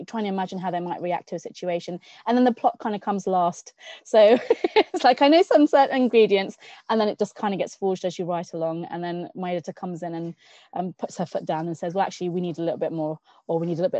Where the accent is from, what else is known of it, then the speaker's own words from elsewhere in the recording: Newcastle upon Tyne, North East England, United Kingdom; I'm a Geordie at heart. I was born in Newcastle